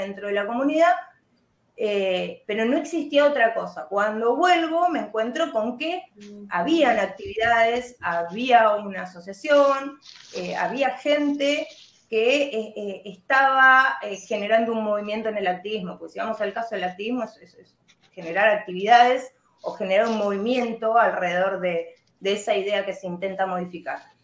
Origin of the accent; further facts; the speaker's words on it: Argentina; acá en Argentina